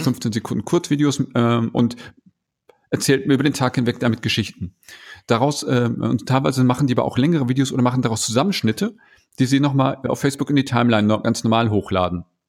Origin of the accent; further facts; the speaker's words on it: around Bielefeld, North Rhine-Westphalia, Germany; now in Ruhr area, Germany; ich wohne hier jetzt im Ruhrgebiet, komme ursprünglich aus Ostwestfalen, falls das einer kennt. Ich komme aus der Region grob um Bielefeld